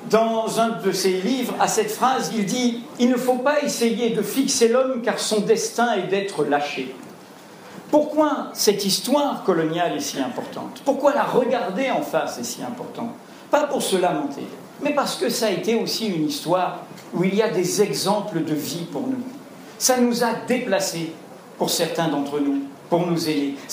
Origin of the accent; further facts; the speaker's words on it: Algeria; moved away as an adult; also born or lived in Martinique; now in France; j'ai grandi à la Martinique, j'ai grandi en Algérie et je suis arrivé en France, j'avais 18 ans dans l'Algérie indépendante